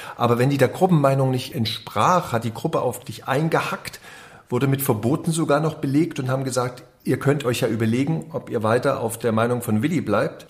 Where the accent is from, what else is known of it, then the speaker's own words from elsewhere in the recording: Reichenbach im Vogtland, Saxony, Germany; also born or lived in Dresden; Ich bin in Dresden geboren, habe da ein Jahr gewohnt, danach war ich äh, in Reichenbach im Vogtland zu Hause.